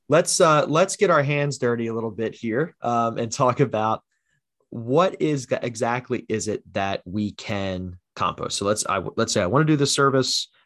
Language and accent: English; New Jersey, United States; also born or lived in Haddon Township, New Jersey; Born and raised in South Jersey